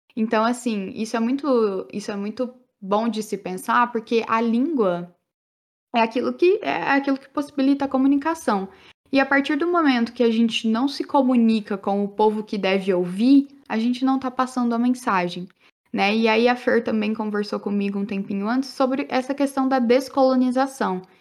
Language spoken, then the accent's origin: Portuguese; Brazil; first language Portuguese; Eu quero falar como brasileira. Tenho uma segunda língua no francês. Porque eu tenho orgulho de ser brasileira